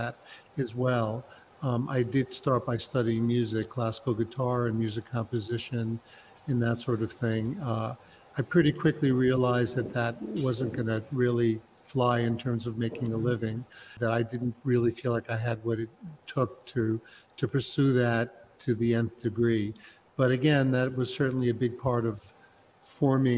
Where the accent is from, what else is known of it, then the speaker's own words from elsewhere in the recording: New York City, New York, United States; moved away as an adult; now in Prague, Czech Republic; I was born and raised in New York City. I was born in Brooklyn, raised in Brooklyn, Queens, and Manhattan